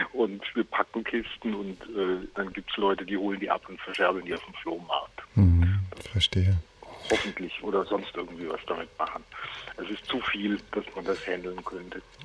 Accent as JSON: {"language": "German", "town": "Heidenheim", "region": "Baden-Württemberg", "country": "Germany", "tie": "born or raised there", "moved": "yes", "said": "Ich bin gerade im wunderschönen Heidenheim auf der Schwäbischen Alb. Das ist mein Geburtsort"}